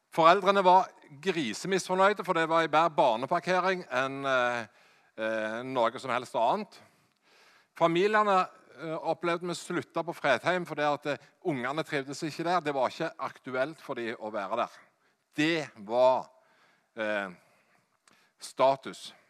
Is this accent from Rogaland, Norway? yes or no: yes; Hjelmeland, Rogaland, Norway; Jeg er fra Hjelmeland i Ryfylke